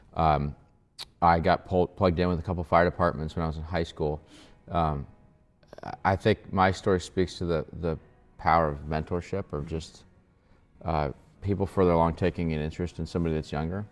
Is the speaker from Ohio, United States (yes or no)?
yes; Columbus, Ohio, United States; now in Kentucky, United States; I was born and raised in Columbus, Ohio